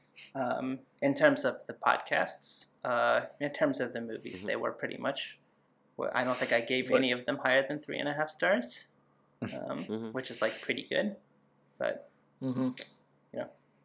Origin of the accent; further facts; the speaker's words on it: United States; I'm also an American